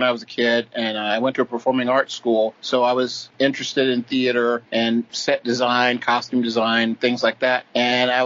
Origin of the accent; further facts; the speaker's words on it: Atlanta, Georgia, United States; I was from Atlanta